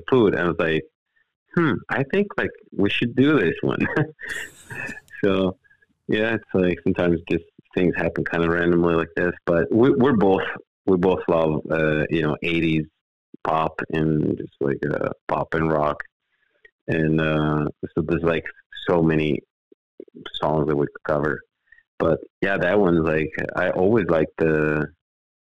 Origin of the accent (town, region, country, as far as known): Italy; born or raised there; moved away as an adult; now in Los Angeles, United States